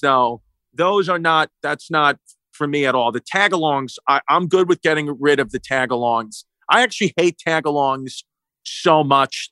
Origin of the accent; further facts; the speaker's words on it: United States; I grew up in the United States of America